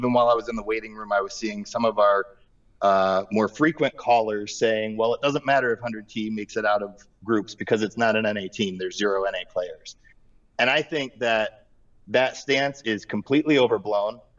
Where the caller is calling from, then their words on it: Akron, Ohio, United States; Uh, Akron, Ohio.